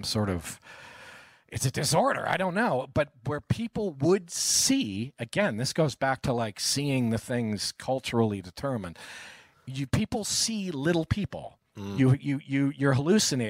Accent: New York, United States; I'm from New York

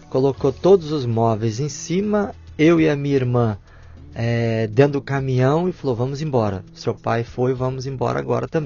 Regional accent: Barra Mansa, Rio de Janeiro, Brazil; born there; Nasci em Barra Mansa, na Baixada Fluminense.

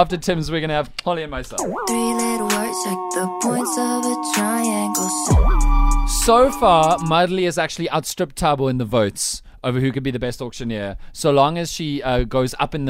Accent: South Africa; I am a South African ginger, not even Afrikaans one like Kitsoff. I am an English thoroughbred South African ginger, first of my generation.

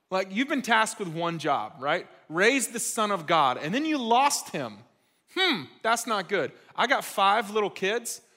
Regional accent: Gwinnett County, Georgia, United States; I grew up in Gwinnett, uh, other side of Atlanta.

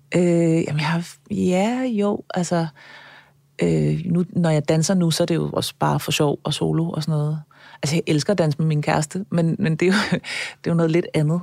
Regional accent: Copenhagen, Capital Region of Denmark, Denmark; jeg er født og opvokset på Østerbro på, øh, i her i København

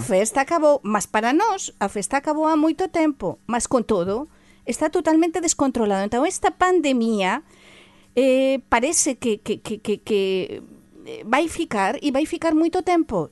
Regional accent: La Rioja, Spain; Portuguese is a second language; also born or lived in Galicia; now in Portugal; Na, na Rioja, por exemplo, a Minha terra, não é? Teño a mistura, sabem da Rioja e da Galiza

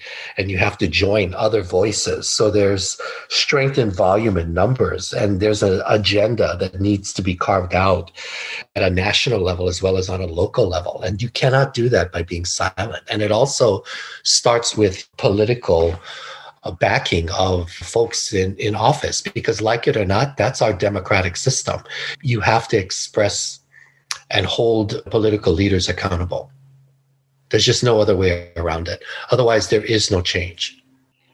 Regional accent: Hawaii, United States; moved away; also born or lived in California; I was born and raised in Hawaii

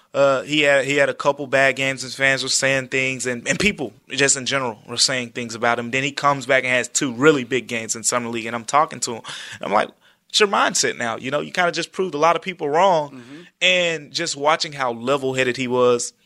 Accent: Memphis, Tennessee, United States; I grew up in Memphis

